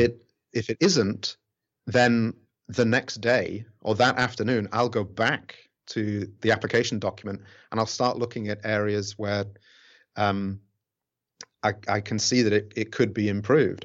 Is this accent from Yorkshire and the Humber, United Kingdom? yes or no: yes; Rotherham, Yorkshire and the Humber, United Kingdom; now in Fukuoka, Japan; my hometown kit, which is Rotherham, uh, in England